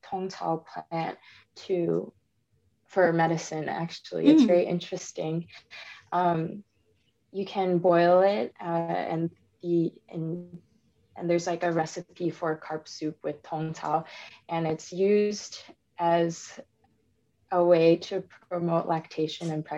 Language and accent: English; Michigan, United States; also born or lived in Missouri; I was born in Missouri as a child to Taiwanese immigrants, and we eventually moved to Michigan. I grew up in a single parent household